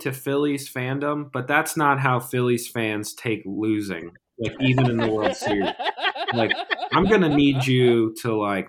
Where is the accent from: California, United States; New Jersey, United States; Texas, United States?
New Jersey, United States; Tabernacle; moved away; I grew up in Tabernacle